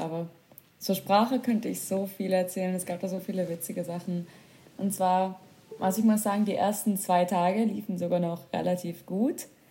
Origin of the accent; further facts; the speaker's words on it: Germany; bei uns in Deutschland